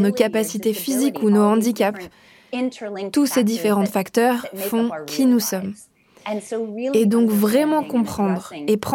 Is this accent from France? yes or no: no; United States; dans mon pays natal, ici aux États-Unis